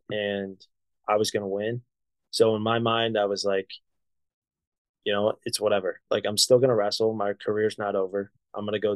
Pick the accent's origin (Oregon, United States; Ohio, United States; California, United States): Ohio, United States; also born or lived in Columbus, Ohio; I grew up in Ohio. Columbus is home to me